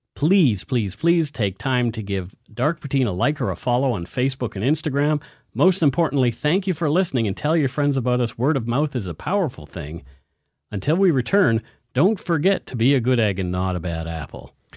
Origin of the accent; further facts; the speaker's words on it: Halifax, Nova Scotia, Canada; moved away; my hometown, Halifax, Nova Scotia, well, I guess my birthplace